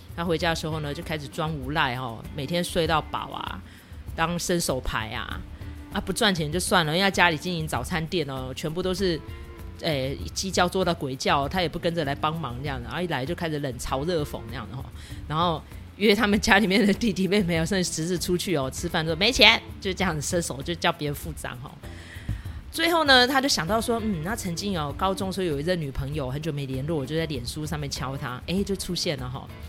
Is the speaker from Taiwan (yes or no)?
yes; Taiwan; 对我们台湾人来说有点久远